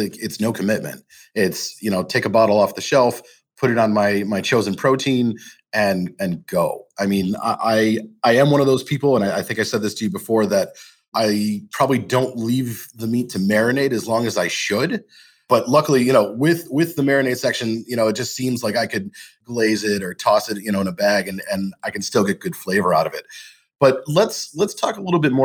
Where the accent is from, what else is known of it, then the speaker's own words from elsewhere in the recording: Massachusetts, United States; I am from Massachusetts